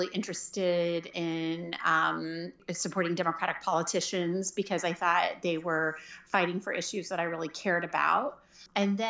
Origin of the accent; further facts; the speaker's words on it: Jenks, Oklahoma, United States; moved away as an adult; also born or lived in Washington, D.C.; I grew up in Oklahoma and went to high school in Jinx